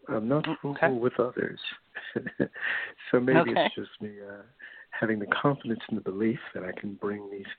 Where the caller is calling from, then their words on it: New York, United States; I'm from New York.